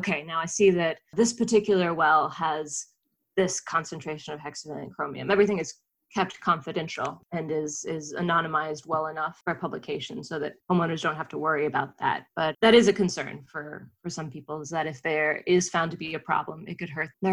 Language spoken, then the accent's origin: English; North Carolina, United States; I grew up in North Carolina and had a well growing up